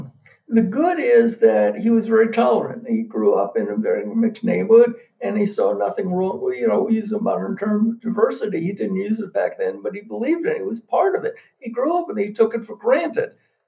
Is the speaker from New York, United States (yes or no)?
yes; New York, United States; Well, I'm a New Yorker